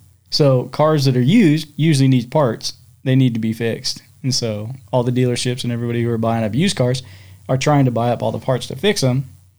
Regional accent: Washington, United States; I came from Washington State.

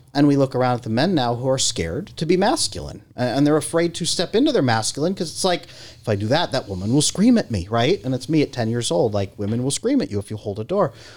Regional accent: California, United States; I grew up in California

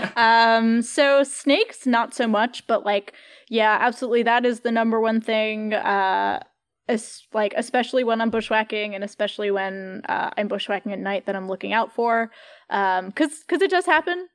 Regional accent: Catskill, New York, United States; moved away; I'm from Catskill, New York

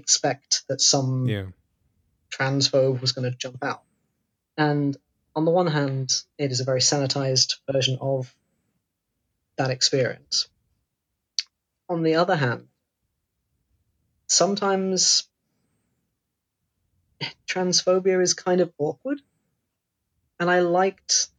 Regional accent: Devon, South West England, United Kingdom; moved away; I grew up in Devon

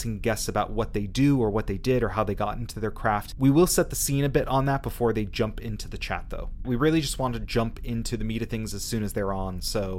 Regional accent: Southern California, United States; moved away as an adult; now in Dublin, Ireland; I was actually born and raised in Southern California, but live in Dublin, Ireland now for almost the past 4 years.

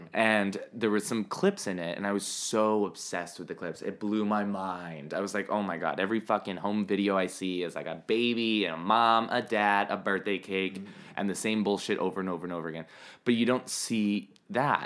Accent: Miami, Florida, United States; moved away as an adult; also born or lived in New York; I'm from Miami. I moved to New York for college

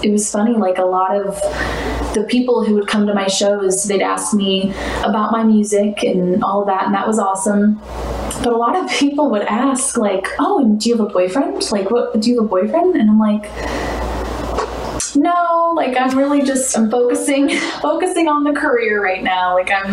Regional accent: St. Louis, Missouri, United States; also born or lived in Kentucky; born and raised St. Louis

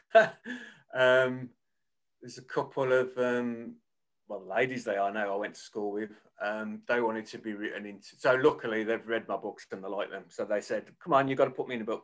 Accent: Birmingham, West Midlands, United Kingdom; accent: Birmingham; You probably tell by my accent, I'm a, a Birmingham based author uh, born and bred.

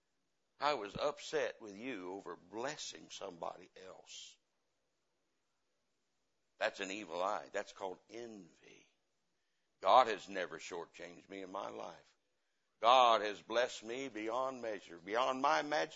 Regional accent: the Bible Belt, United States; I come from the Bible Belt

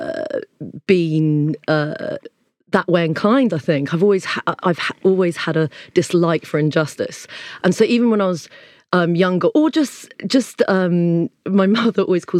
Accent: Surrey, South East England, United Kingdom; near where I grew up in Surrey

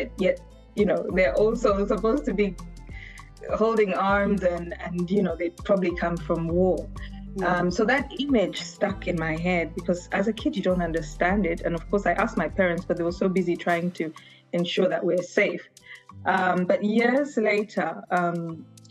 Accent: Zambia; moved away; also born or lived in Uganda / Geneva, Switzerland; We lived in Zambia because of the political situation at the time in Uganda. So I grew up in Zambia

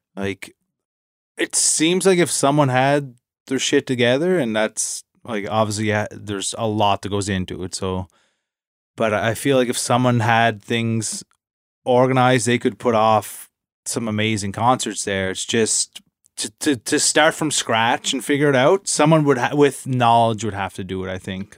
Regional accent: Inverness, Nova Scotia, Canada; moved away; in my hometown in Inverness at the, the Arts Center

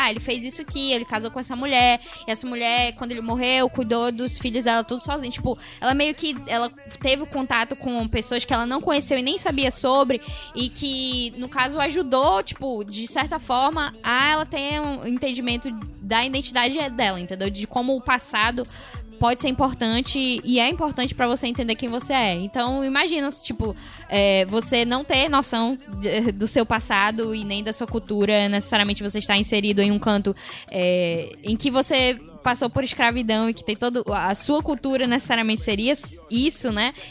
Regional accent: Northeast Region, Brazil; eu sou nordestina.

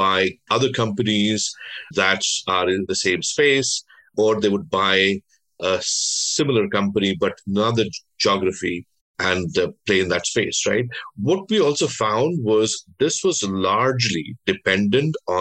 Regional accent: Delhi, India; also born or lived in Bengal; So I was born in Delhi, but my parents, my ancestors came from Bengal.

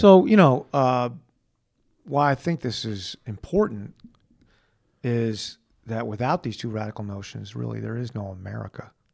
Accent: United States; being an American

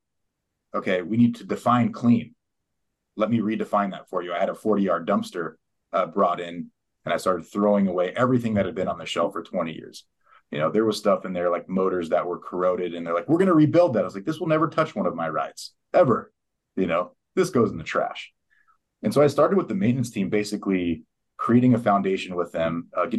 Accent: San Diego, California, United States; moved away as an adult; also born or lived in West Texas / Eastern New Mexico; I grew up in San Diego.

